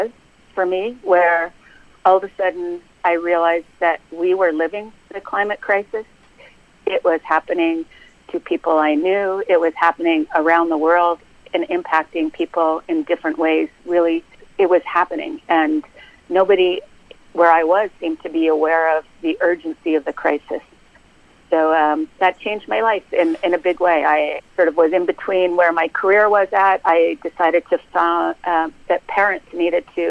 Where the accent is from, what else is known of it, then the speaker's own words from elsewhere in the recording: Canada; now in United States; I am Canadian, working as a policy analyst